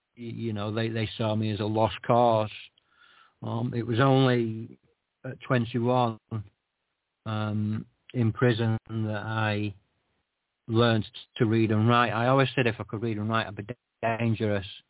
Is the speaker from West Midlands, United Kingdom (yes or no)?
no; Scotland, United Kingdom; I was born in Scotland